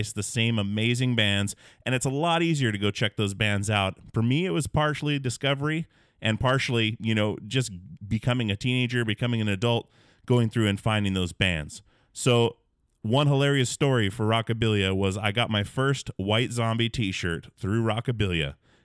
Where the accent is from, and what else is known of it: Alaska, United States; born or raised there